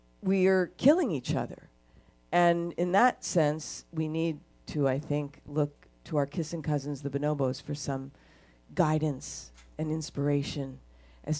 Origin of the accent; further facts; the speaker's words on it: United States; I have my country. I'm American